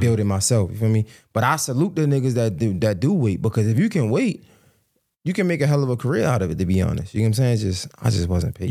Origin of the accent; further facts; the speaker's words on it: Baltimore, Maryland, United States; I'm from Baltimore